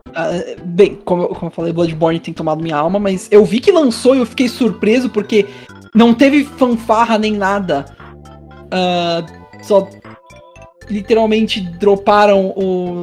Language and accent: Portuguese; Brazil; nós brasileiros